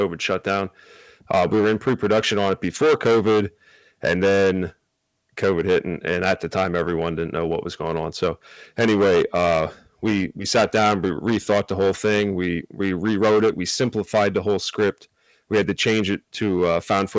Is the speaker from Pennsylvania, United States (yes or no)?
yes; near Reading, Pennsylvania, United States; also born or lived in Bethlehem, Pennsylvania; Outside of Philly, actually a little closer to Reading, Pennsylvania